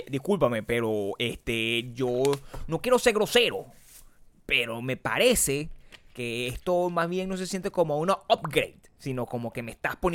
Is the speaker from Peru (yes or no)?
no; Venezuela; now in United States; Yo me acuerdo cuando nosotros nos mudamos de Venezuela a Estados Unidos, nosotros hicimos el proceso completo.